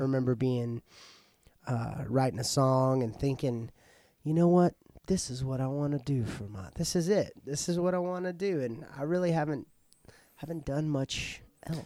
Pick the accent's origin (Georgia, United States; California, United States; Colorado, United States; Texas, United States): Texas, United States; Paris; I was born here in Paris at McChristian Ho-, McChristian Hospital